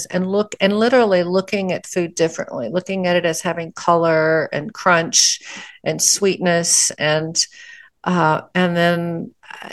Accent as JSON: {"language": "English", "region": "Texas", "country": "United States", "said": "I'm from Texas"}